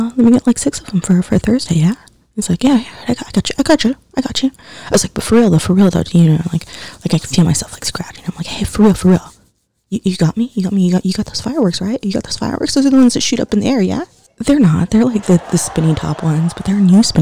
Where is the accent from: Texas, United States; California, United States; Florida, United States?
California, United States; Los Angeles; I'm proud of being born in Los Angeles. I'm proud of being a Californian